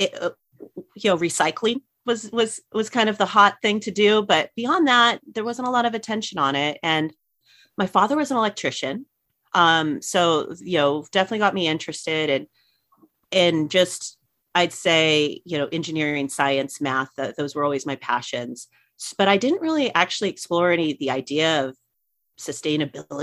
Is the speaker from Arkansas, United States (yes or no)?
no; Riverside, California, United States; also born or lived in Los Angeles (Van Nuys), California / Laguna Beach, California / Orange County, California; I lived in Riverside up until through elementary school. And then I moved into Laguna Beach